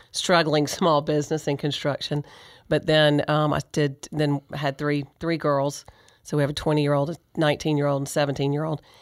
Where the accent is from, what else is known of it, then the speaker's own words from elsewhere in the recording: Athens, Georgia, United States; we're both from Athens. We both went to Clarke Central Athens Academy, Clarke Central, then graduated from Georgia.